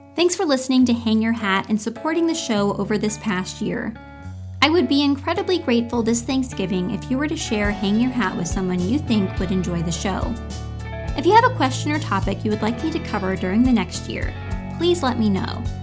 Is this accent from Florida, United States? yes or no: yes; Florida, United States; my home state, Florida